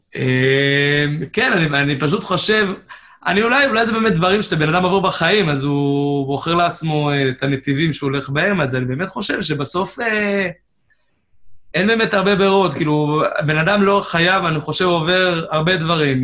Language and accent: Hebrew; Haifa, Haifa District, Israel; במקור מחיפה, גדלתי בחיפה